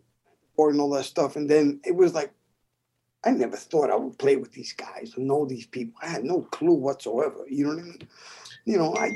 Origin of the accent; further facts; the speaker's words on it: New York City, New York, United States; moved away as an adult; now in St. Petersburg, United States; I'm from the South Bronx